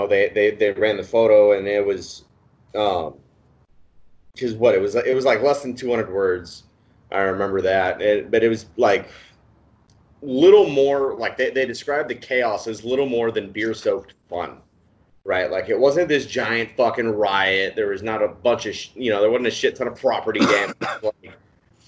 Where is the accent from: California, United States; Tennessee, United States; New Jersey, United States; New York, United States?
California, United States; San Diego; I'm from San Diego